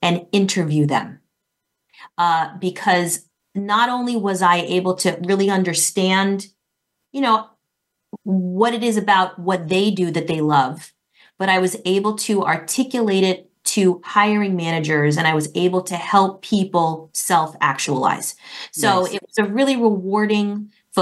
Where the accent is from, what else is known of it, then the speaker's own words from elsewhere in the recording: Florida, United States; moved away as an adult; also born or lived in New York City; I'm from Florida